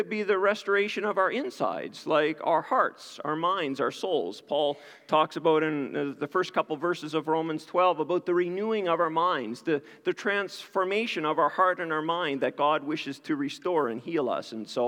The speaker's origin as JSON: {"language": "English", "town": "New Glasgow", "region": "Nova Scotia", "country": "Canada", "tie": "born or raised there", "moved": "yes", "said": "I grew up in New Glasgow, Nova Scotia"}